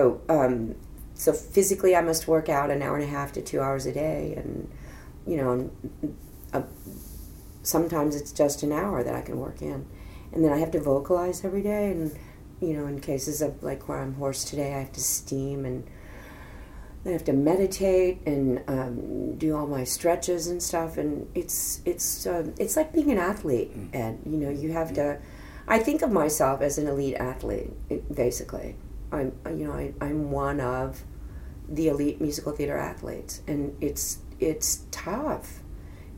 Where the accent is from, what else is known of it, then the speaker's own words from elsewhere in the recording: Fort Worth, Texas, United States; moved away; also born or lived in New York; my hometown, Fort Worth, Texas